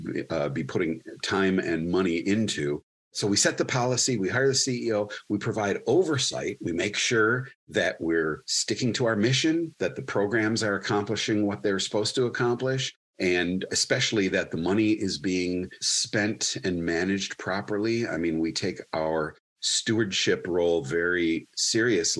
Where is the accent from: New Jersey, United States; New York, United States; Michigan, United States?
Michigan, United States; Wyandotte; also born or lived in Dearborn / Lincoln Park / Westland / Canton; I was born in Dearborn, raised in Wyandotte